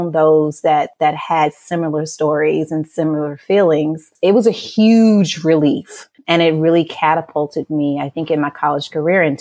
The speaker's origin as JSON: {"language": "English", "town": "Memphis", "region": "Tennessee", "country": "United States", "moved": "yes", "lives_now": "Houston, United States", "said": "I'm originally from Memphis, Tennessee, and I was raised by a single mother"}